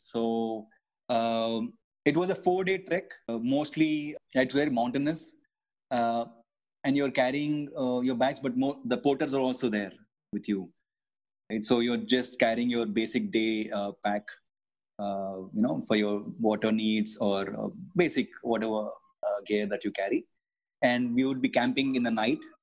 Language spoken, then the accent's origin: English; India; as an Indian uh, passport holder